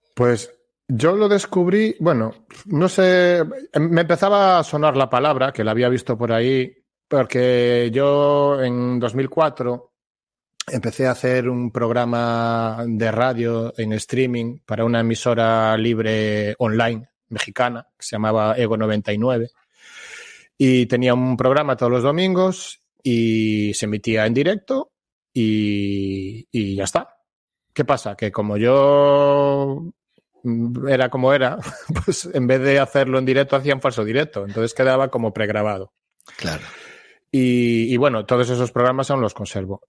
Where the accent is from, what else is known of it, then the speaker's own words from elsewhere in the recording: Galicia, Spain; yo soy de aquí de toda la vida, aunque estuve unos años viviendo fuera